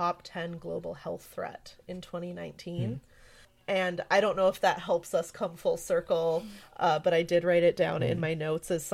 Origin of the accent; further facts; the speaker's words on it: Midwest, United States; I'm from the Midwest and I have a lot of family